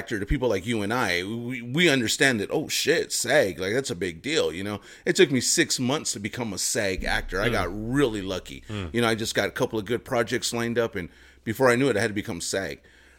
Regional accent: Los Angeles, California, United States; born and bred in LA.

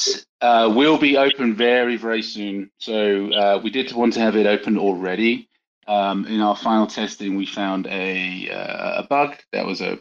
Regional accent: United Kingdom; being a Brit and a German

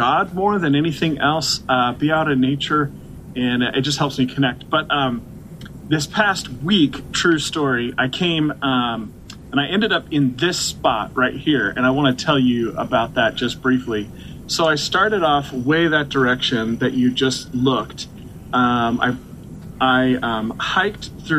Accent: Portland, Oregon, United States; moved away as an adult; now in Baltimore, United States; I was born and raised in Portland, Oregon

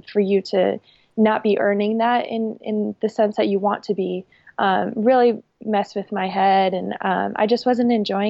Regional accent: Minnesota, United States; now in Boise, United States; I'm from Minnesota

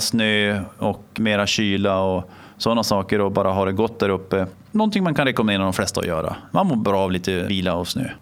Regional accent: Norrland, Sweden; moved away; som norrlänning

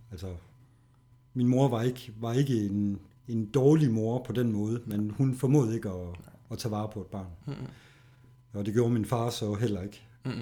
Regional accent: Horsens, Central Denmark Region, Denmark; der er jeg her i Horsens

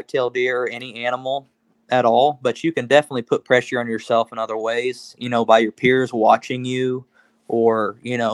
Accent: Oklahoma, United States; We're from Oklahoma.

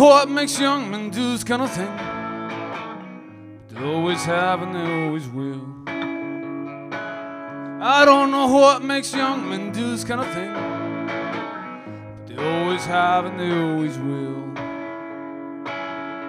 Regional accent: Santiago, Santiago Metropolitan Region, Chile; also born or lived in Germany / New York / California / Oregon; now in Austin, United States; I'm kind of from nowhere and from everywhere at this point. I grew up in Santiago, Chile, and I moved. I've lived in Germany, in New York, in California, Oregon, and now in Texas.

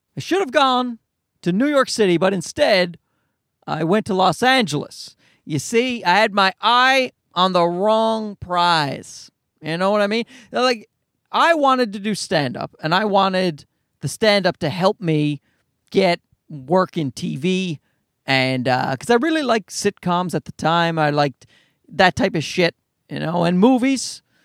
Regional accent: Canada; I'm Canadian

